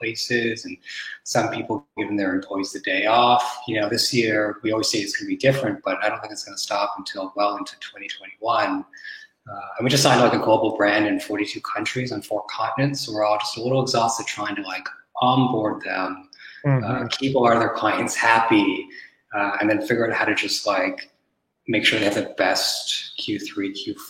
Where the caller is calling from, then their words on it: Montreal, Quebec, Canada; I'm at home in Montreal, so it's a sunny day.